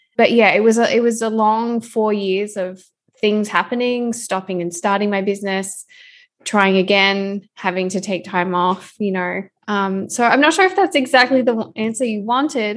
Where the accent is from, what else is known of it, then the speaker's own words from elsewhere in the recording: Australia; now in Vancouver, Canada; I'm an Australian currently living in Vancouver, Canada